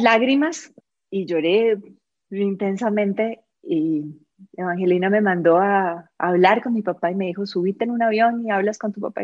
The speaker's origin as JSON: {"language": "Spanish", "country": "Colombia", "moved": "as an adult", "lives_now": "Costa Rica", "said": "yo soy colombiana, eh, me vine a vivir a Costa Rica hace 16 años"}